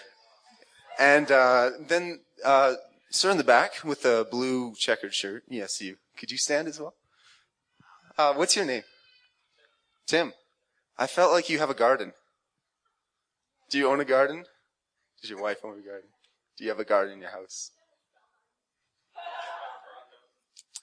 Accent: Canada; I'm from Canada

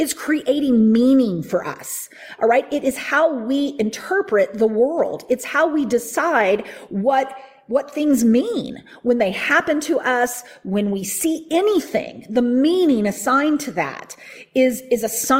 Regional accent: the Bible Belt, United States; I grew up in the Bible Belt.

